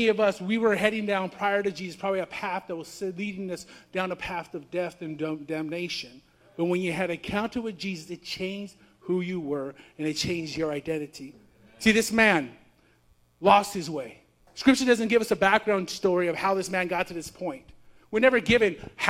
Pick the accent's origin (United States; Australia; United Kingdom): United States; California; I'm from California